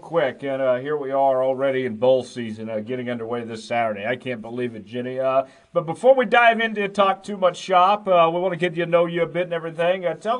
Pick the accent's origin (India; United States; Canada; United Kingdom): United States; Oklahoma; Of course, both going to University of Kansas, and I'm from Oklahoma originally.